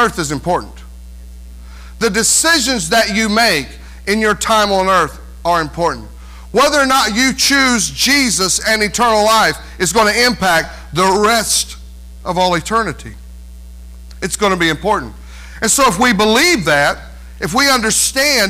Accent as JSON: {"language": "English", "region": "North Carolina", "country": "United States", "moved": "yes", "lives_now": "Indiana, United States", "said": "I'm not a north, south, east, west Indiana person, because I'm from North Carolina"}